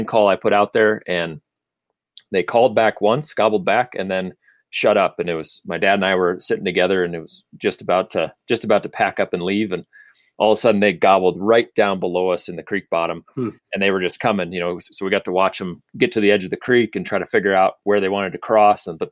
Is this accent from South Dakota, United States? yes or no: yes; Sioux Falls, South Dakota, United States; also born or lived in Aberdeen, South Dakota; So both Josh and I were born in Aberdeen, and then we moved down to Sioux Falls when we were pretty young. I think I was 4 or 5